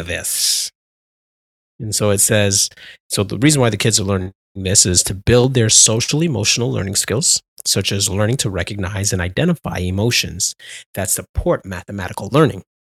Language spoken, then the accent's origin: English; Canada; I'm Canadian